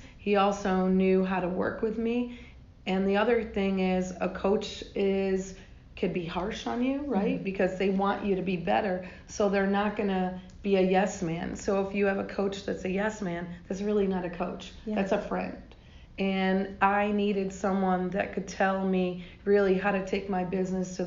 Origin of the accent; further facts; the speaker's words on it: New York, United States; also born or lived in Georgia; now in Atlanta, United States; I grew up in New York in the ghetto